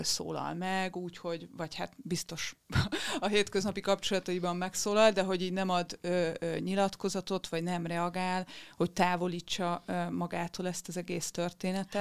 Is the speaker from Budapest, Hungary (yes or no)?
no; Győr, Győr-Moson-Sopron, Hungary; én Győri vagyok